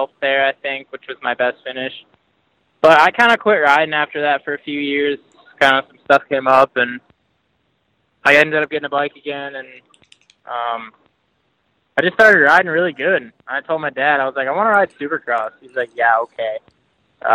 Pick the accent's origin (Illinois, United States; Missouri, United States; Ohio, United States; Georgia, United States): Ohio, United States; also born or lived in Florida; I'm from Ohio. Kind of live in the country in Ohio, right up by Lake Erie.